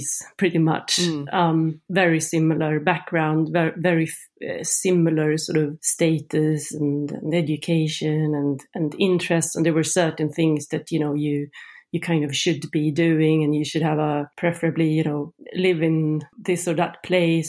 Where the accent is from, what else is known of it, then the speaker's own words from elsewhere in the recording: Sweden; moved away as an adult; now in Norway; I grew up in Sweden